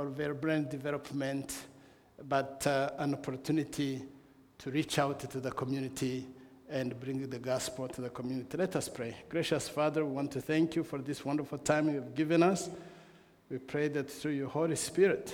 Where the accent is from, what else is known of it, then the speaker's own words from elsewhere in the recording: Rwanda; I come from Rwanda